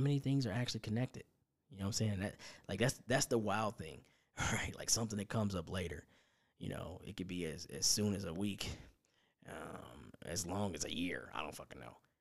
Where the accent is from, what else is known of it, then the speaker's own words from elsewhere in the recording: Indiana, United States; my hometown of Indiana